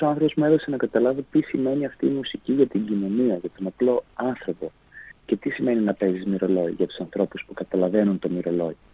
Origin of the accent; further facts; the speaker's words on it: Ioannina, Epirus, Greece; also born or lived in Pogoni / Klimatia, Ioannina; μεγάλωσα στα Γιάννα